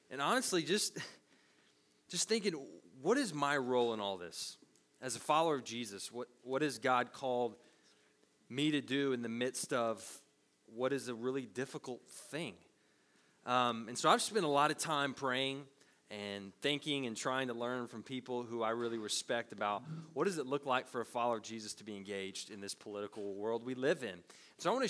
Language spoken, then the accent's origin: English; United States; we're American citizens